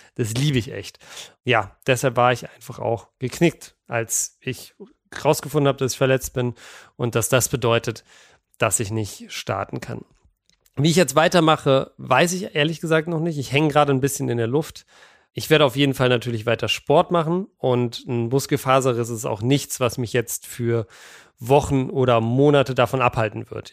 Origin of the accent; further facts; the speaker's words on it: Berlin, Germany; als Berliner